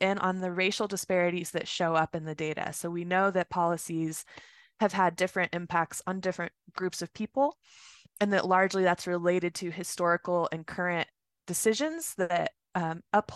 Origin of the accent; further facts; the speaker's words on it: Roswell, New Mexico, United States; also born or lived in Las Cruces, New Mexico; now in Albuquerque, United States; I was born and raised in Roswell.